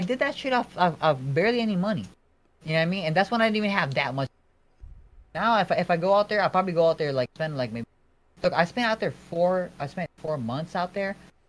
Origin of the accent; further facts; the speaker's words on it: United States; There's people living there, and like I'm from America, and my cousins are there.